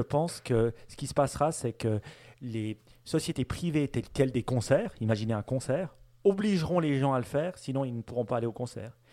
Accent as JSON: {"language": "French", "country": "Switzerland", "said": "nous, en tant que Suisse"}